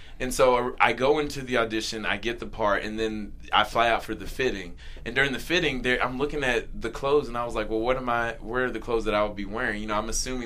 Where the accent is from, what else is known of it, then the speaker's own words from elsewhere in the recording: North Carolina, United States; also born or lived in the South; now in Los Angeles, United States; we're both from North Carolina. Yeah. He and I, you know, we both had similar accents, and whenever I get around him, my accent gets thicker and thicker and thicker